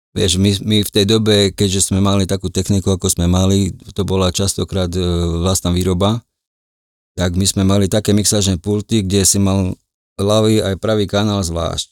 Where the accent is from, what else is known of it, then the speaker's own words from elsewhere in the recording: Košice, Košice Region, Slovakia; moved away as an adult; also born or lived in Switzerland; tam, tam, tam som sa narodil, tam som vyrastal a do nejakých 36 rokov som tam pôsobil